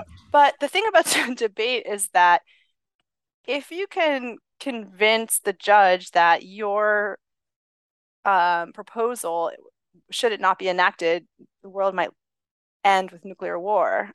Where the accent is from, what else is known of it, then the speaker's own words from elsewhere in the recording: Lexington, Massachusetts, United States; moved away as an adult; also born or lived in Los Angeles, California; now in Princeton, United States; I grew up in Lexington, Massachusetts